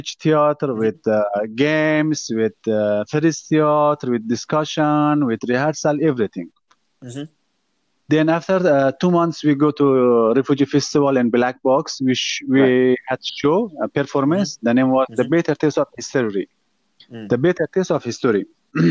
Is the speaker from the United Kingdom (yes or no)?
no; Afghanistan; moved away as an adult; also born or lived in India; now in Malaysia; I'm a refugee from Afghanistan